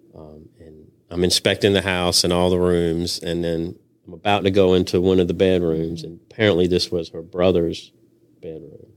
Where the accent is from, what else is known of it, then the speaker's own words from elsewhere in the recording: Henderson, North Carolina, United States; also born or lived in Virginia Beach, Virginia; now in Wilmington, United States; I am from Henderson, North Carolina. That's where I grew up